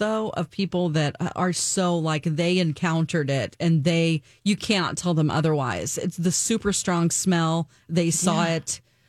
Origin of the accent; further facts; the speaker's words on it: Southwest Missouri, United States; I'm more of the South, you know, I'm from Southwest Missouri.